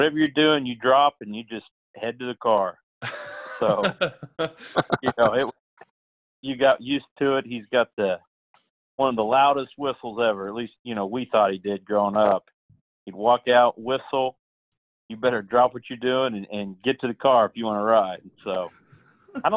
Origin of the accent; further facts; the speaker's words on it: Pittsburg, Kansas, United States; growing up in Pittsburgh, a small town, you know, where the university is a big part of the town